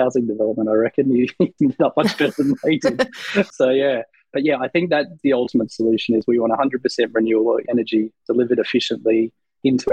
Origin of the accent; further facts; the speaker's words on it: Australia; I'm an Australian